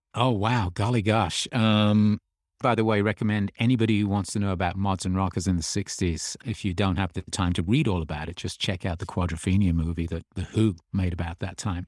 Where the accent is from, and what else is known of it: Birmingham, West Midlands, United Kingdom; born or raised there; moved away as an adult; also born or lived in Australia; now in United States